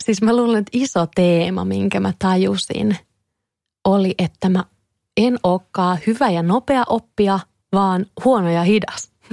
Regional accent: Kouvola, Kymenlaakso, Finland; mä oon Kouvolasta kotoisin ja siellä mä olin tosi paljon lapsena

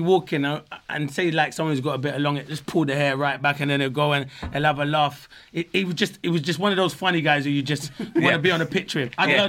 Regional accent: England, United Kingdom; I was born in England.

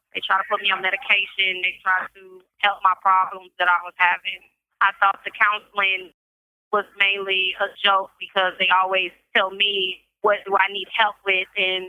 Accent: Kansas City, Kansas, United States; I'm from Kansas City, Kansas.

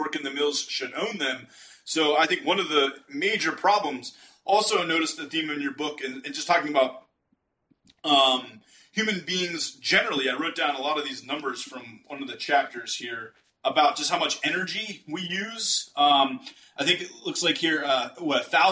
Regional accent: Rust Belt, United States; I'm from the Rust Belt.

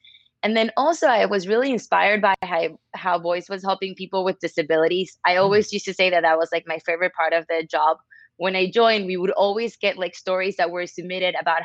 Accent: Caracas, Capital District, Venezuela; now in New York City, United States; I'm from Caracas, Venezuela, but I live in New York City

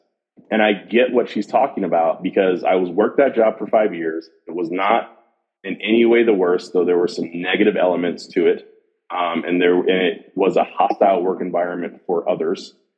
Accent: Jamaica; Again, I'm Jamaican, so we work a lot.

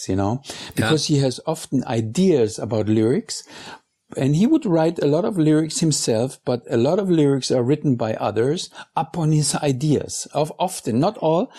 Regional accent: Munich, Bavaria, Germany; English is a second language; moved away; also born or lived in New York; I'm from Munich

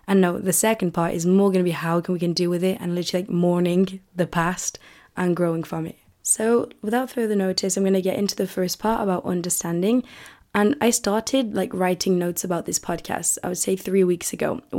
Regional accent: United Kingdom; accent: British; I really don't want to lose the British accent

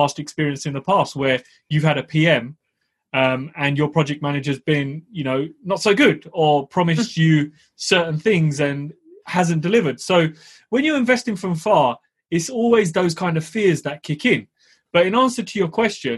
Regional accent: United Kingdom; I'm a Southerner

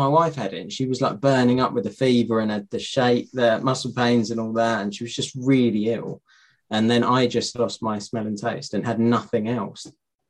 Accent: Hertfordshire, East of England, United Kingdom; I'm not from Essex. I'm from Hertfordshire.

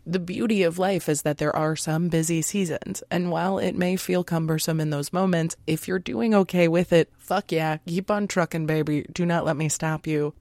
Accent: United States; we were raised in American culture

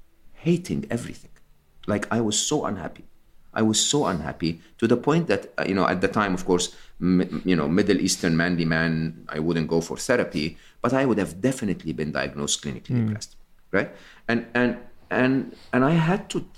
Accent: Egypt; I'm Egyptian. I was born and raised in Egypt

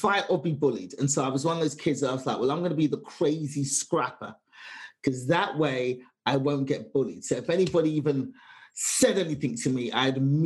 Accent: London, United Kingdom; moved away; 25 years of my life, just growing up in London, England in the 70s

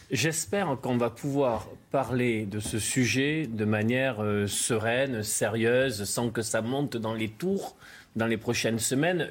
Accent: Landes de Gascogne, Nouvelle-Aquitaine, France; je connais bien la région, je suis originaire des Landes de Gascogne

